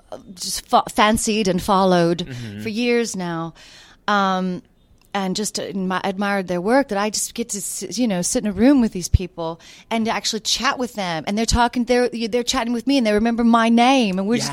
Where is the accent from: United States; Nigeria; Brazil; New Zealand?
United States; the South; also born or lived in United Kingdom; So people are always asking, what's that accent? And I say, well, I'm from the South. No, there's something else. I said, oh, that's probably the British coming out as well.